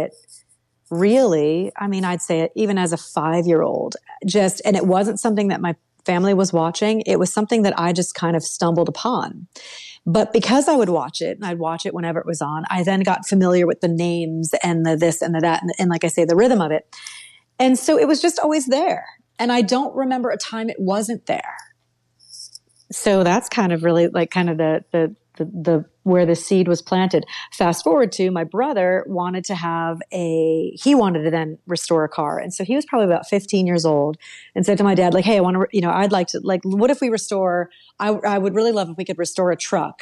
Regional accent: Connecticut, United States; moved away as an adult; also born or lived in Detroit, Michigan; I grew up in Connecticut, the very tiny state in New England, you know, and was always a New Englander until I moved to Detroit, Michigan for my job with Fiat Chrysler

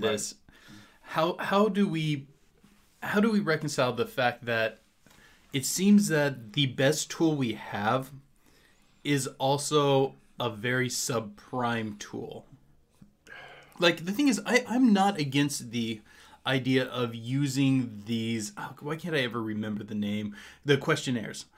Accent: Hayden, Indiana, United States; a little outside of my hometown of Hayden

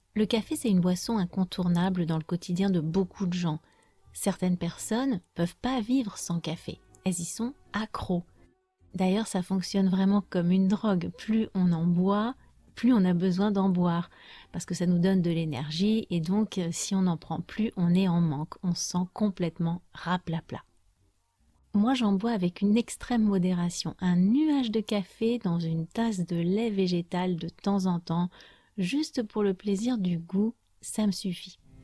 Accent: France; je suis française

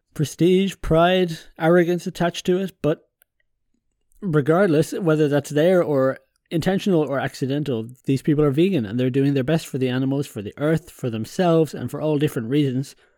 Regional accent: Ireland; moved away; also born or lived in continental Europe; I'm Irish

